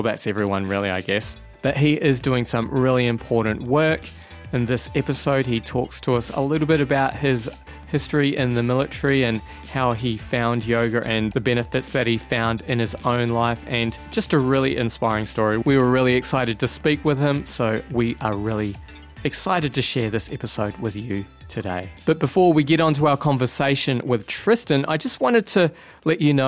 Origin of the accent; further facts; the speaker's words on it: New Zealand; I'm from New Zealand